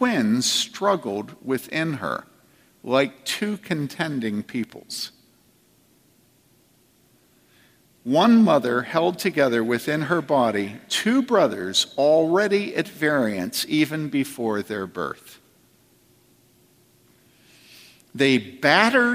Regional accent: East Coast, United States; moved away; I grew up body surfing on the East Coast

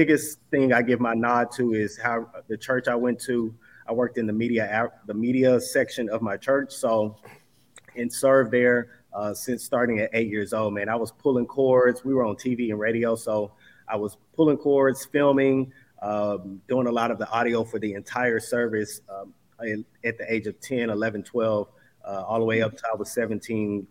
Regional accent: Dallas, Texas, United States; moved away as an adult; also born or lived in New York / Washington, D.C.; I grew up in Dallas, Texas, specifically like the DeSoto era, area

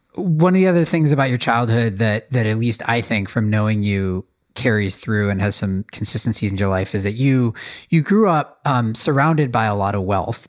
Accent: Midwest, United States; I was brought up in the Midwest

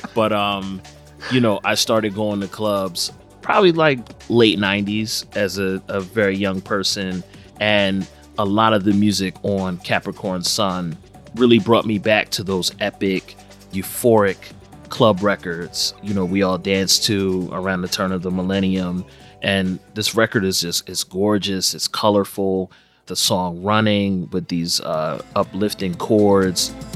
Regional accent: Philadelphia, Pennsylvania, United States; born or raised there

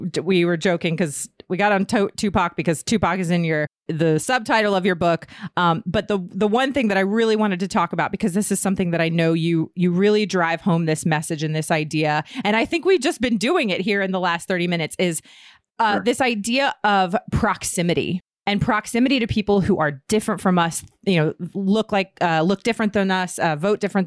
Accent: Herndon, Virginia, United States; moved away; I was born and raised in Herndon, which is like a little town right outside of D.C.

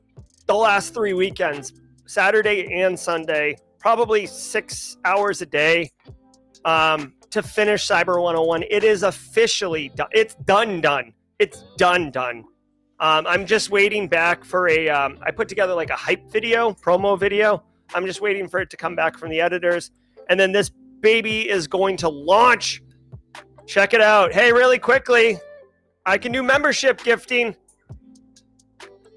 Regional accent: New England, United States; moved away; I grew up in New England.

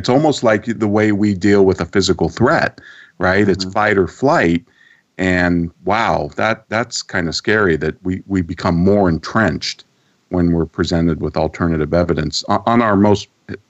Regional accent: Santa Rosa, California, United States; when I grew up in my hometown, Santa Rosa, California

